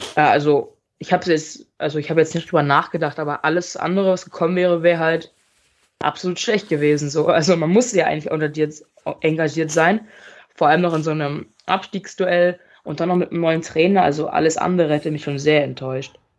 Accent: Münster, North Rhine-Westphalia, Germany; also born or lived in Mönchengladbach; Ich bin ja eigentlich in Mönchengladbach geboren und äh, bin dann mit fünf nach Münster gezogen. Hier wohne ich auch immer noch

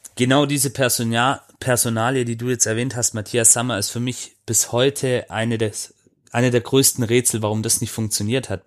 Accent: Swabia, Germany; ich als gebürtiger Schwabe

